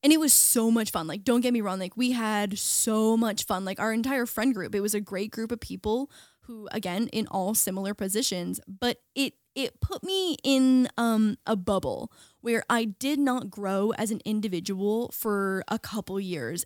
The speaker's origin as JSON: {"language": "English", "area": "small town an hour from Toronto", "region": "Ontario", "country": "Canada", "moved": "as an adult", "lives_now": "Los Angeles, United States", "said": "was in the States now as a Canadian"}